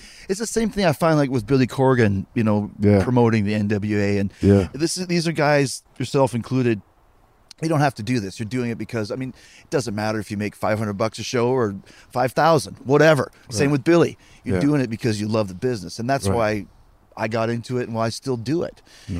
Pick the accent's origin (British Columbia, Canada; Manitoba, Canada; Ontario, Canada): Manitoba, Canada; Winnipeg; I grew up in Winnipeg, Canada.